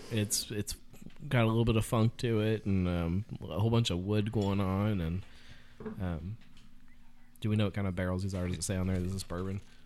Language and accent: English; Cincinnati, Ohio, United States; also born or lived in Fairfield, Ohio; I'm from Cincinnati